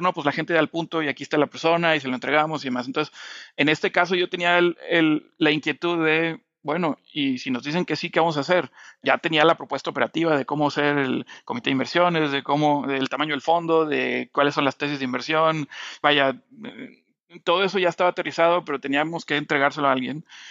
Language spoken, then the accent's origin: Spanish; Monterrey, Nuevo León, Mexico; moved away as an adult; el sueño de regresar a Monterrey, donde, de donde yo soy